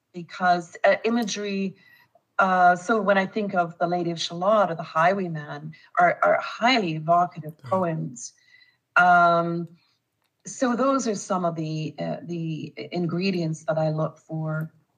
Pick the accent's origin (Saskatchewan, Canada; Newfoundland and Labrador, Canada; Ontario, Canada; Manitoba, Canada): Manitoba, Canada; Winnipeg; when I was growing up in Winnipeg. Uh, or in Manitoba